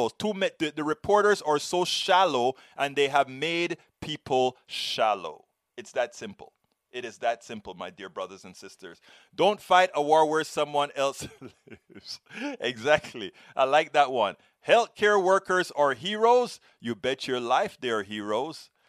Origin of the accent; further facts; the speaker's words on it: Panama; I'm from Panama. When we've gone through all this kind of a stuff